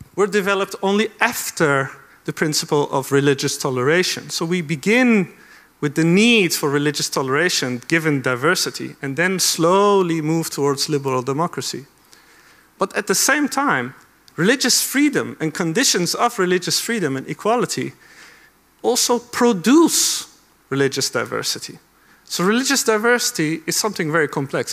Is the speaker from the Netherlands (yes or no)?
yes; Amsterdam, North Holland, Netherlands; I grew up in Amsterdam